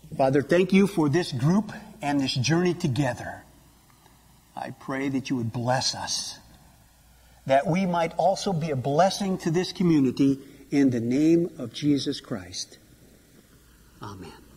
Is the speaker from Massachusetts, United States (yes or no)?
no; Iowa, United States; I grew up in Iowa